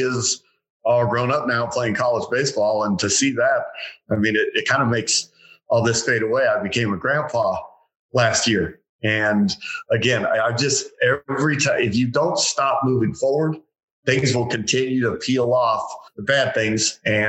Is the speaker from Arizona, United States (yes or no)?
yes; Phoenix, Arizona, United States; I was born and raised here in the Valley